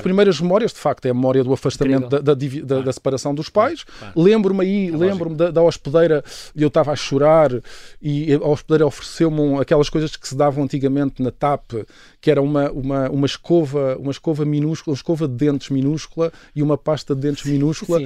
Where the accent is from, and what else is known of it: Lisbon, Portugal; born or raised there; also born or lived in Mozambique / Angola